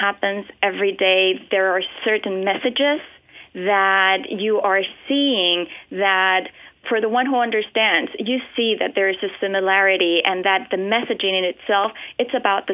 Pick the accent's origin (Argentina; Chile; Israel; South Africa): Chile; moved away as an adult; now in United States; I was born and raised in Chile. I only came to the United States when I got my master's degree.